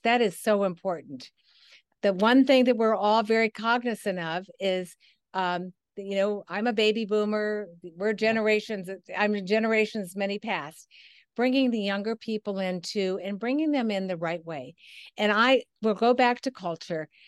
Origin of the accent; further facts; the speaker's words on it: Midwest, United States; It was back in the Midwest. I'm a Midwesterner